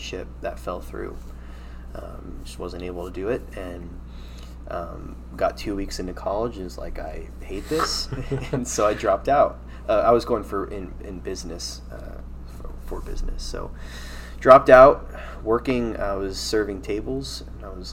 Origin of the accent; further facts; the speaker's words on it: Fredericksburg, United States; Mennonite Christian Assembly was a church I grew up in Fredericksburg.